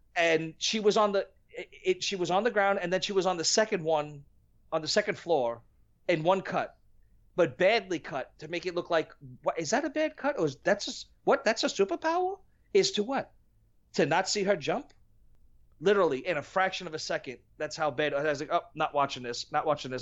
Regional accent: New York, United States; I'm from New York

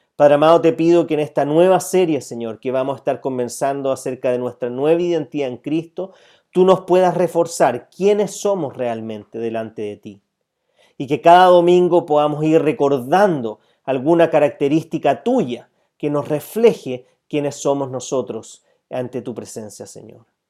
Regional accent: Chile

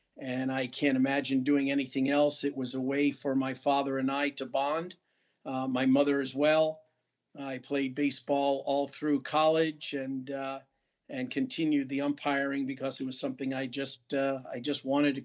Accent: New York City, New York, United States; moved away; I'm originally from New York

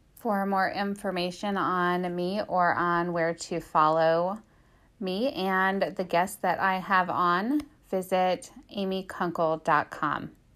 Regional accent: Midwest, United States; also born or lived in Canton, Ohio; I was raised in the Midwest

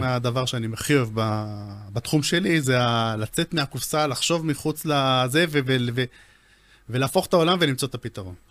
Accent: Israel; אנחנו ישראלים

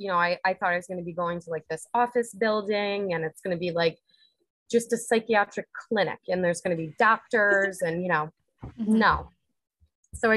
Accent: Unadilla, New York, United States; moved away as an adult; now in Delanson, United States; I'm born and raised in Unadilla, New York

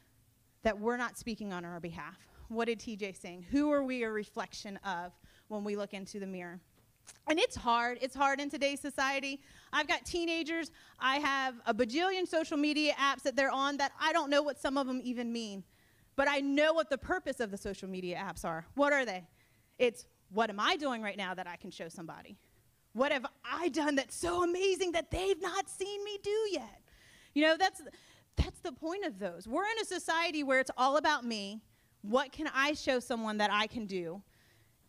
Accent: Sussex County, Delaware, United States; I am a true Sussex County bumpkin. I grew up in Sussex County. I was born and raised between the beach and the farm

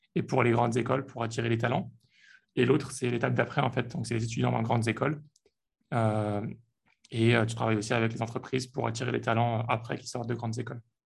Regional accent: Lyon, Auvergne-Rhône-Alpes, France; moved away; je suis lyonnais aussi

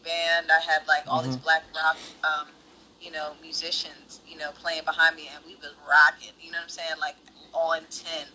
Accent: Penn Valley, Pennsylvania, United States; also born or lived in Philadelphia; my parents moved, you know, moved to the suburbs of Philly, like about 20, 25 minutes outside of Philadelphia. We moved to a city called Penn Valley

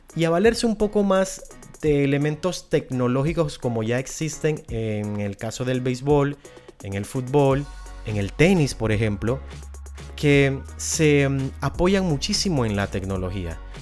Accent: Panama; en Centroamérica, del cual pertenezco como panameño que soy

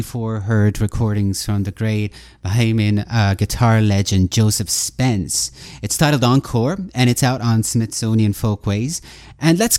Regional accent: Galway, Connacht, Ireland; I'm currently in the west of Ireland, in Galway, my hometown of Galway, Ireland

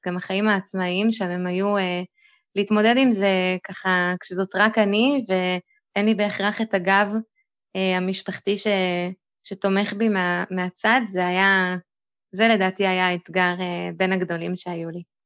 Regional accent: Lehavim, Southern District, Israel; also born or lived in Boston, United States; now in Beersheba, Israel; אני במקור מלהבים, כרגע אני גרת בבאר שבע

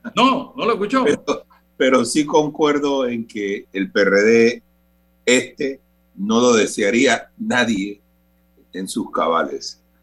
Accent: Panama; como panameños

